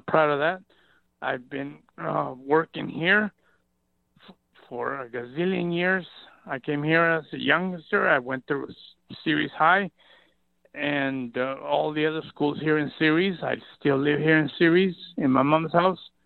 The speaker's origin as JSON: {"language": "English", "country": "Mexico", "tie": "born or raised there", "moved": "yes", "lives_now": "Ceres, United States", "said": "I was born in Mexico"}